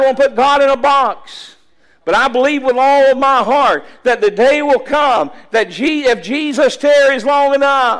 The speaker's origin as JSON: {"language": "English", "town": "Callahan", "country": "United States", "tie": "born or raised there", "said": "this little church in my hometown, Callahan"}